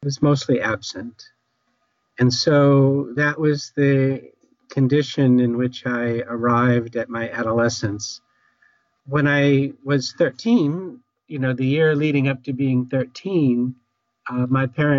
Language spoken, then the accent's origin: English; Newton, Massachusetts, United States; I grew up in Newton, Massachusetts.